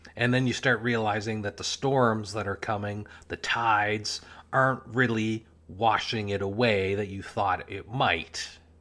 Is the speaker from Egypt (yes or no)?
no; Canada; Canada, my home country